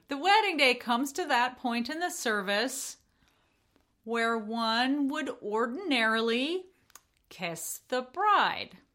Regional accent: United States; as an American

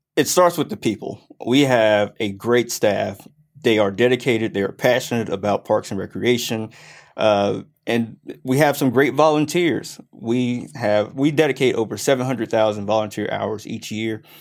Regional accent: Grayson, Georgia, United States; also born or lived in Mississippi / Clemson, South Carolina; here since I was four. Uh, I was actually born in the great state of Mississippi. Uh, around 98, we moved to the Grayson area and I graduated from South Gwinnett

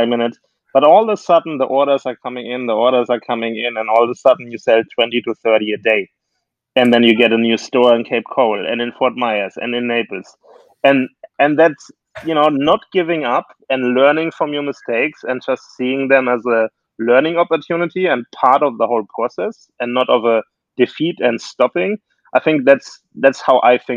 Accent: Germany; now in United States; I'm actually from Germany originally

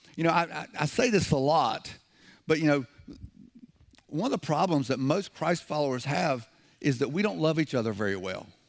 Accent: the South, United States; I'm from the South.

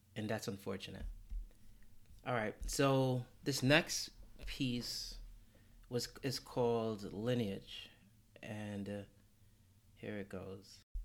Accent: New York, United States; as a New Yorker

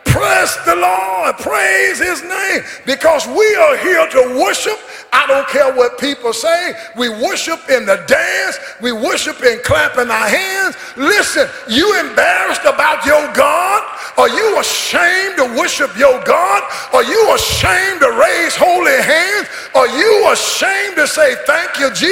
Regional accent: Caledonia, United States; also born or lived in Longview, Texas; I was born in Caledonia, 1951, the baby of 12

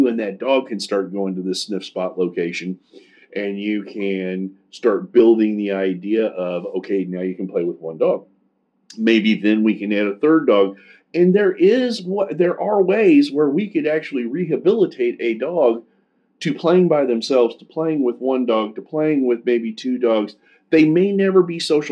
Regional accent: Kansas City, United States; I'm from Kansas City

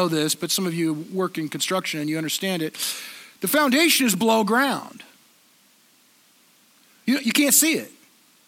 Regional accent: Southern California, United States; I grew up in Southern California in the 70s

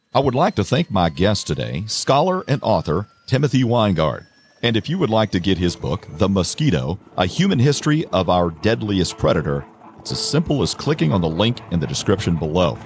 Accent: Quincy, Illinois, United States; my hometown of Quincy

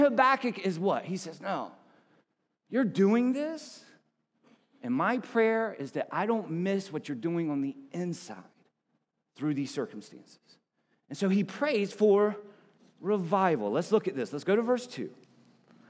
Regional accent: South Carolina, United States; I was a preacher's kid growing up in South Carolina

